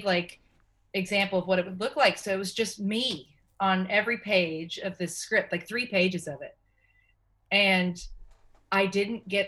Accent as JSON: {"language": "English", "region": "Tennessee", "country": "United States", "said": "I'm from Tennessee"}